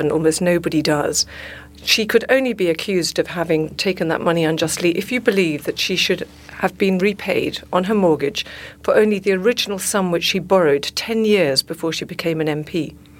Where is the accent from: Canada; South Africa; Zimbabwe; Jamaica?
South Africa; I'm South African